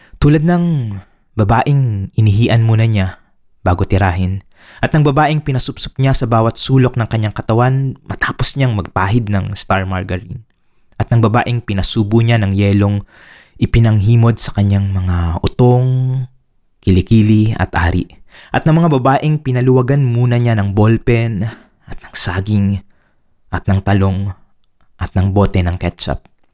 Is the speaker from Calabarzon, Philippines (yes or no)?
yes; Laguna, Calabarzon, Philippines; galing ako sa Laguna